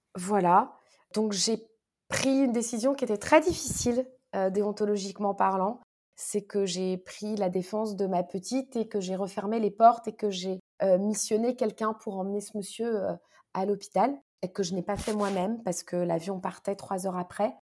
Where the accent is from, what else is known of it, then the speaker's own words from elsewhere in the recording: Paris, Île-de-France, France; also born or lived in Morocco; ce dont j'avais le plus besoin en tant que parisienne